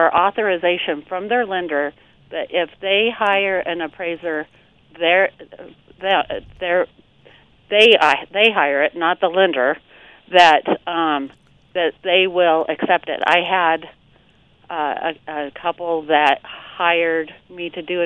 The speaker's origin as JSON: {"language": "English", "region": "Colorado", "country": "United States", "tie": "born or raised there", "also_born_or_lived": "Denver, Colorado / Golden, Colorado / Arvada, Colorado", "said": "I grew up in Colorado, so I've lived in Denver and Golden and Arvada and everywhere"}